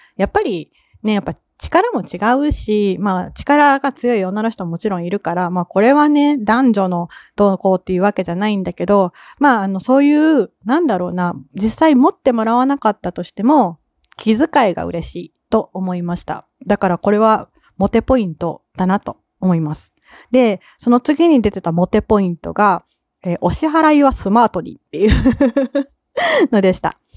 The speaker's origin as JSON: {"language": "Japanese", "region": "Kansai", "country": "Japan", "accent": "Kansai dialect", "said": "関西人なんで私"}